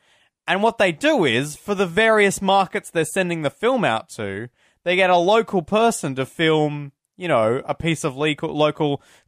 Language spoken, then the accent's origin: English; Australia; Because we're Australian.